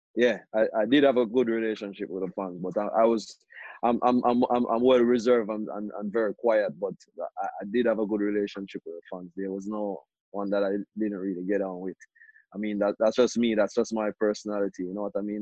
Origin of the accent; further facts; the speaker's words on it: Jamaica; moved away; growing up in Jamaica, that's where I played most of my most of my life